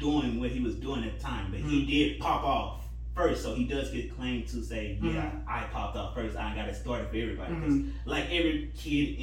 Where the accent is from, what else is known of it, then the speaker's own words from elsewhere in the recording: the South, United States; I'm from the South